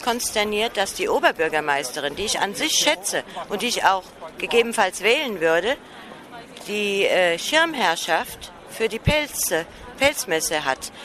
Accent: Frankfurt, Hesse, Germany; Ich bin Frankfurterin, wohne in Frankfurt

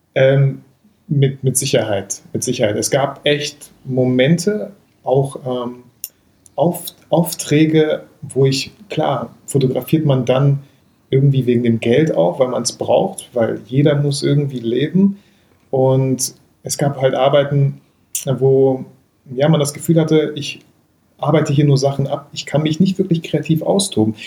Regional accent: Bielefeld, North Rhine-Westphalia, Germany; bei uns in Bielefeld

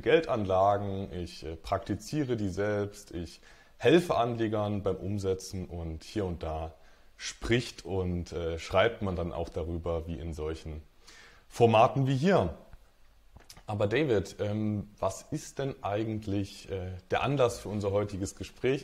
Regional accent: Dresden, Saxony, Germany; moved away as an adult; now in Magdeburg, Germany; Ich bin ähm, ja, aufgewachsen in Dresden, wohne mittlerweile in Magdeburg

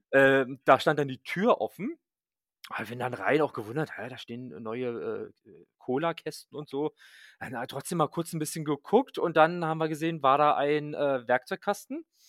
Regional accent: Berlin, Germany; als äh, Berliner

